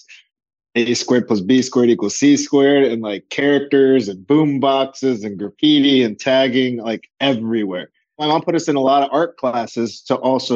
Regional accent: Los Angeles, California, United States; Both of my parents were born in Colombia. I'm first generation, born here

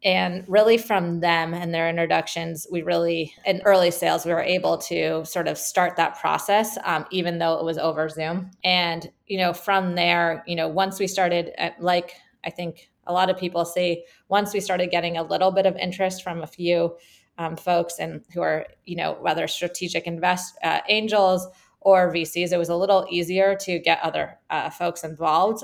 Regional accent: California, United States; also born or lived in Michigan; I'm from California.

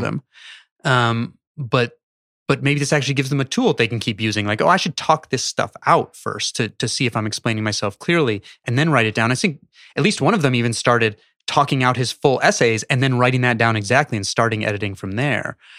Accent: Chicago, Illinois, United States; I grew up in Chicago

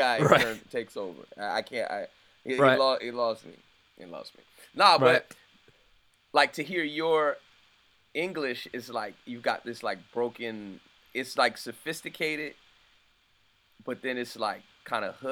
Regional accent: United States; I'm American

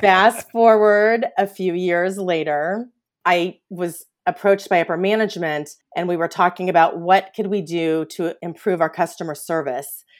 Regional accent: Kansas City, Missouri, United States; moved away as an adult; also born or lived in Orange, California; now in Los Angeles, United States; I'm originally from Kansas City, Missouri.

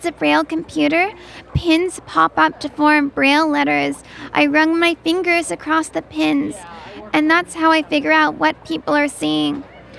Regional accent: San Francisco, California, United States; I'm from San Francisco, and I work as a disability rights lawyer, public speaker, and consultant.

